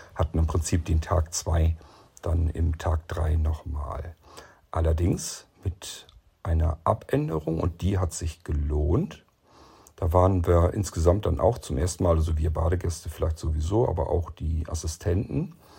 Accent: Lower Saxony, Germany; ich als Niedersachse

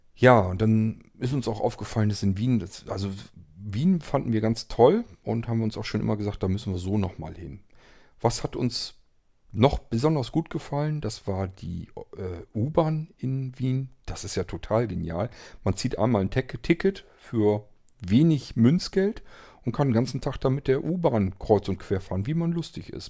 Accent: Germany; bei uns in Deutschland

